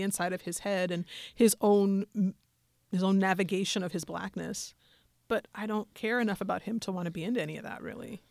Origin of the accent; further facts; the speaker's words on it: Denver, Colorado, United States; I'm from Denver.